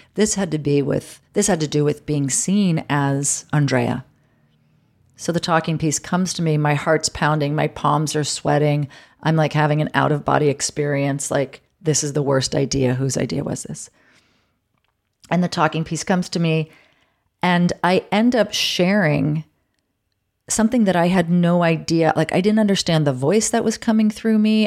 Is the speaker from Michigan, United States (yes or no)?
no; New York City, New York, United States; moved away as an adult; now in Los Angeles, United States; I'd been born and raised in New York